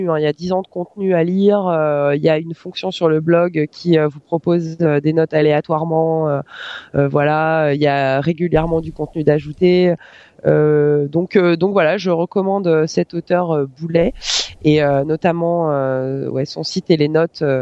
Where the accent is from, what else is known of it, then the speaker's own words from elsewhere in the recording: near Savoie, Auvergne-Rhône-Alpes, France; J'ai grandi près de la Savoie